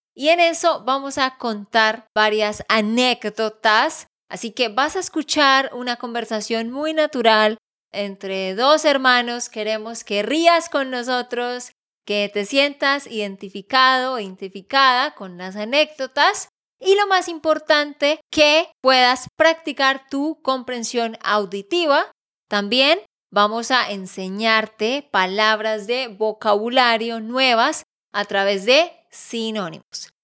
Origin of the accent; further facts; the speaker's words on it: Santander, Colombia; also born or lived in Barranquilla; de Santander, Colombia.